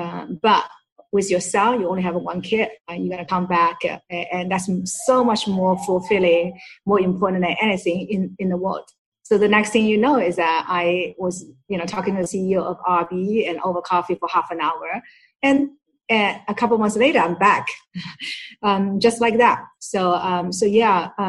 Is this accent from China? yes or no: yes; Shanghai, China; moved away as an adult; now in United States; Shanghai, where it's my hometown